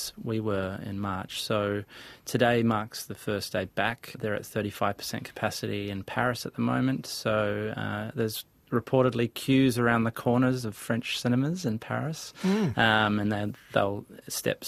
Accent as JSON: {"language": "English", "country": "New Zealand", "said": "as Kiwi directors"}